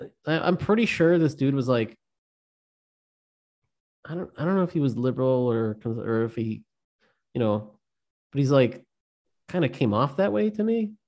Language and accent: English; Northern California, United States; I'm from Northern California